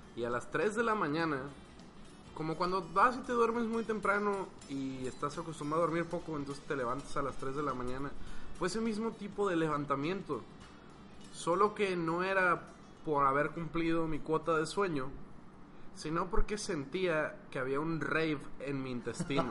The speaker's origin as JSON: {"language": "Spanish", "town": "Guadalajara", "region": "Jalisco", "country": "Mexico", "said": "yo soy un individuo de Guadalajara que anda aquí de paso"}